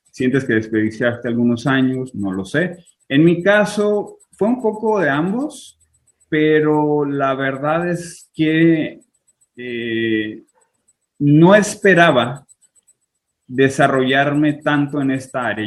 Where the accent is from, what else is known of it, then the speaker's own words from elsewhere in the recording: Tijuana, Baja California, Mexico; moved away as an adult; also born or lived in Culiacán, Sinaloa / Fresno, California; now in Israel; a los dos años me fui a Tijuana, entonces viví 25 años por allá